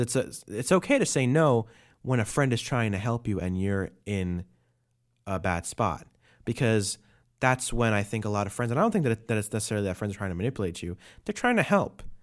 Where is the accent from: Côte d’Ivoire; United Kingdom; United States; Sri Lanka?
United States; New York City, New York; moved away; That's where I'm from. I was born in Brooklyn